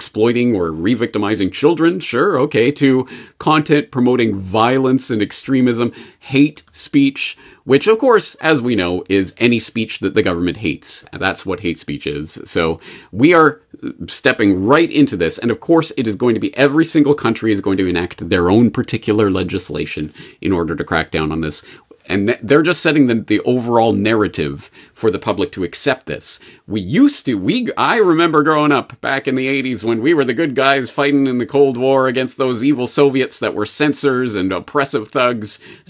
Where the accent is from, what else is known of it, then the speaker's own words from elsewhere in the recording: Canada; Well, unfortunately, as a Canadian, I get to see this passing through the news wires.